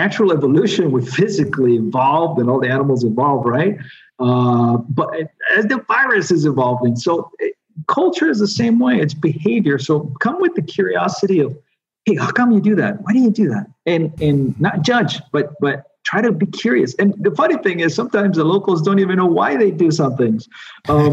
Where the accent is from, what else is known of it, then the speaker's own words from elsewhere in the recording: United States; moved away as an adult; now in Colombia; I'm still an American living abroad